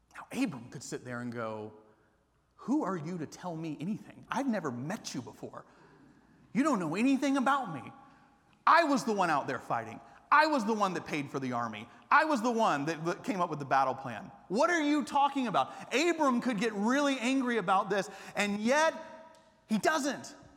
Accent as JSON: {"language": "English", "town": "Atlanta", "region": "Georgia", "country": "United States", "tie": "born or raised there", "also_born_or_lived": "Japan", "moved": "as an adult", "lives_now": "Austin, United States", "said": "I grew up in Atlanta not as a Christian."}